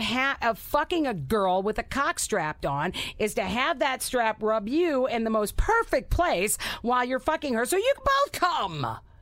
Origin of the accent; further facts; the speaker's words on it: St. Louis, Missouri, United States; moved away; Now, I grew up in St. Louis, and I'm also a diehard Cardinals fan.